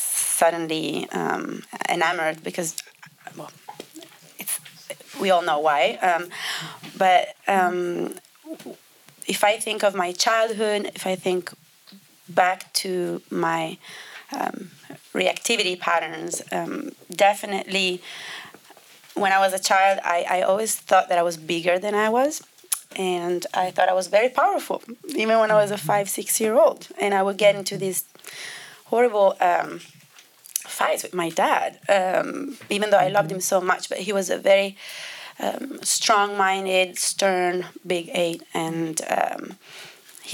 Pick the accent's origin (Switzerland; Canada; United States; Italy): Italy; English is a second language; moved away as an adult; also born or lived in London; I grew up in Italy